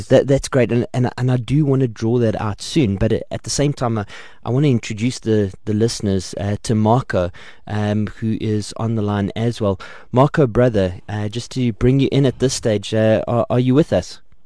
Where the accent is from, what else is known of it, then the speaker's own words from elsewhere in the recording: Port Elizabeth, Eastern Cape, South Africa; Um, I'm from Port Elizabeth